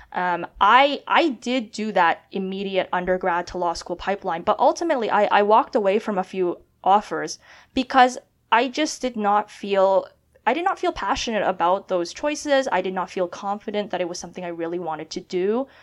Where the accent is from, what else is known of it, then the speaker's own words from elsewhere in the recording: Canada; moved away as an adult; now in United States; being a Canadian studying at Columbia